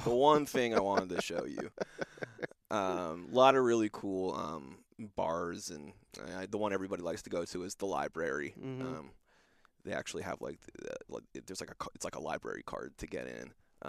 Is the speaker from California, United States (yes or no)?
yes; Los Angeles, California, United States; growing up in the Los Angeles area, USC grad and all that stuff, you know, Los Angeles is different